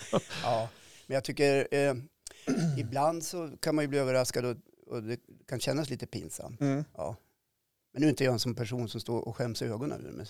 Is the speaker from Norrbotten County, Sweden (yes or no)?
no; Östersund, Jämtland, Sweden; Jag kommer från Östersund